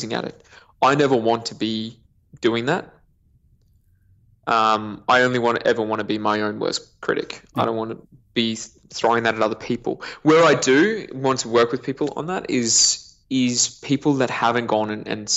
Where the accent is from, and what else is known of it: Queensland, Australia; born or raised there; also born or lived in New Zealand